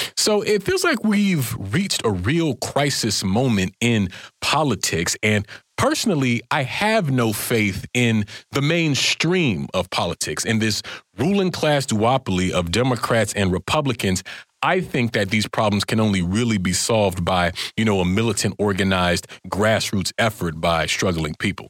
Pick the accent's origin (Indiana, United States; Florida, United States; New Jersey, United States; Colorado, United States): Florida, United States; now in Washington, D.C., United States; my home state of Florida